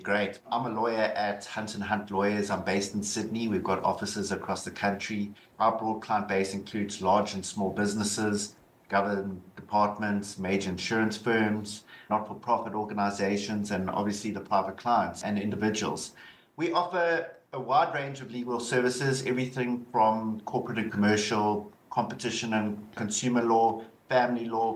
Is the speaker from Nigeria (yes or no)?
no; South Africa; accent: South African; moved away; Obviously you can hear the South African accent. I'm so originally from South Africa